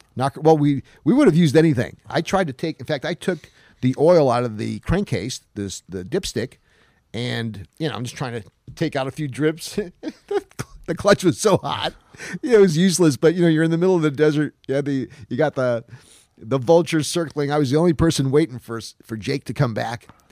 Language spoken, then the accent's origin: English; Utica, New York, United States; moved away; I knew it snowed in Utica, New York, my hometown, today